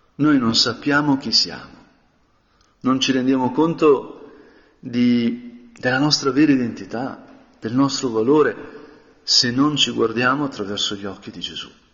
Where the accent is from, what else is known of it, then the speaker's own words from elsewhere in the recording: Brianza, Lombardy, Italy; also born or lived in Spain; essendo Brianzolo